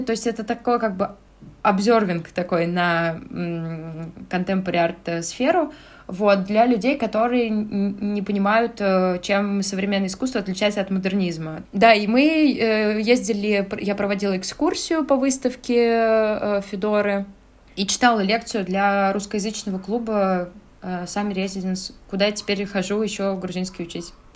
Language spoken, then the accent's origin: Russian; Russia; moved away as an adult; now in Tbilisi, Georgia; мы, э, люди из России